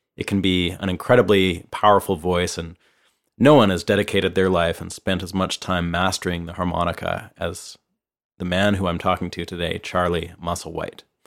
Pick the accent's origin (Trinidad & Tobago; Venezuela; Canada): Canada; moved away as an adult; now in Nashville, United States; I'm a Canadian guitarist, songwriter, producer, and engineer, and I've been living and working here in Nashville for the last four years